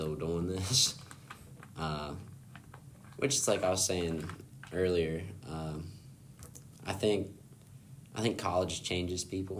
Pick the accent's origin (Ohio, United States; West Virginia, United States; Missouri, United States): West Virginia, United States; Berkeley Springs; I'm from Berkeley Springs, West Virginia.